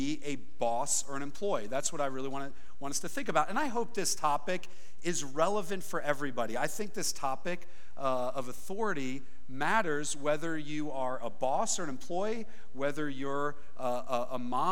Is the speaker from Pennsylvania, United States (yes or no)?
yes; Philadelphia, Pennsylvania, United States; I'm from the Philadelphia area, which is pretty different